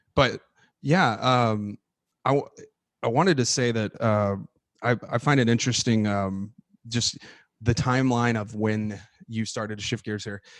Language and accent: English; San Antonio, Texas, United States; moved away as an adult; where I grew up in my hometown in San Antonio